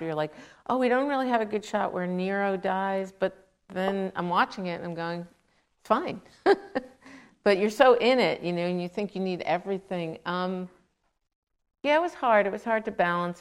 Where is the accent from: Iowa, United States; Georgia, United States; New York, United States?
New York, United States; New York City; I grew up in Queens, New York